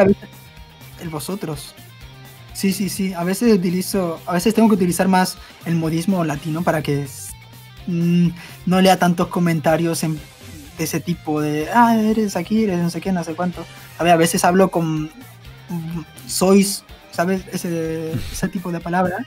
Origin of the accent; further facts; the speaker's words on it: Barcelona, Catalonia, Spain; also born or lived in Buenos Aires, Argentina; Ya luego me fui a España, a Barcelona